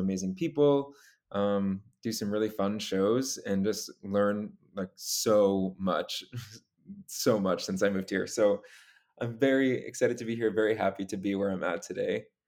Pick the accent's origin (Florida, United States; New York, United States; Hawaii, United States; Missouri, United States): New York, United States; Long Island; moved away as an adult; now in New York City, United States; born and raised on Long Island. Uh, I grew up there with my three younger sisters